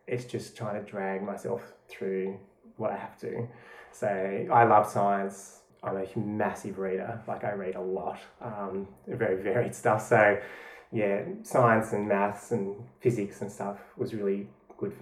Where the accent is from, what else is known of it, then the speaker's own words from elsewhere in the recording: Tasmania, Australia; moved away as an adult; now in Melbourne, Australia; So I grew up in Tasmania, and I moved to Melbourne with my wife 6 years ago